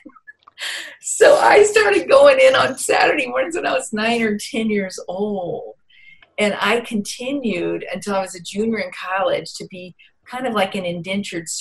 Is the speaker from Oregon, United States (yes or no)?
no; Vicksburg, Mississippi, United States; I grew up in Vicksburg, Mississippi